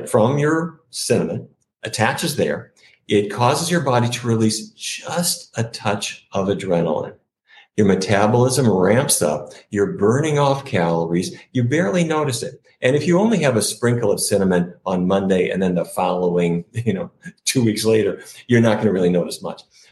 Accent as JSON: {"language": "English", "town": "Fargo", "region": "North Dakota", "country": "United States", "tie": "born or raised there", "said": "When I was growing up in Fargo, North Dakota"}